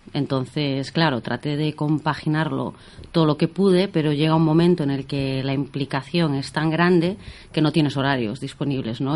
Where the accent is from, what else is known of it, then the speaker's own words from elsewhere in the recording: O Carballiño, Galicia, Spain; moved away as an adult; also born or lived in Ourense; now in Menorca, Spain; yo soy de Carballiño